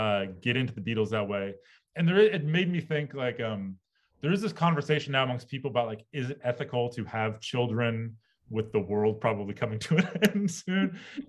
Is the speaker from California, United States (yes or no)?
yes; Bay Area, California, United States; moved away as an adult; also born or lived in New York; now in Los Angeles, United States; I grew up in the Bay Area, and I grew up going to baseball games in Oakland.